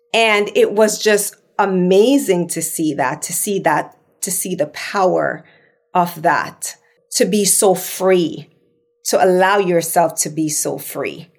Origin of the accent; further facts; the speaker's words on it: Jamaica; accent: patois; moved away as an adult; now in Los Angeles, United States; I'm Jamaican